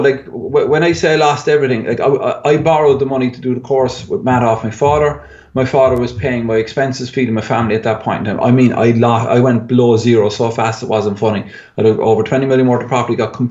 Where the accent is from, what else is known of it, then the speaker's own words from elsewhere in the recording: Ireland; being Irish